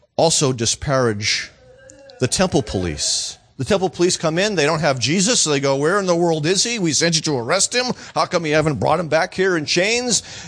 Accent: Lawrence, Massachusetts, United States; moved away; also born or lived in Florida; Lawrence, Massachusetts

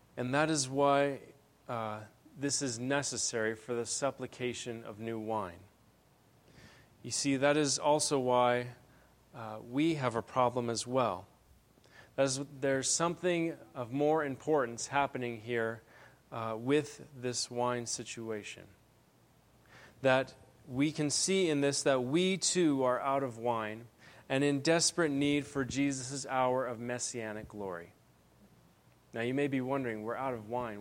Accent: Benson, Arizona, United States; now in Phoenix, United States; I'm originally from Benson

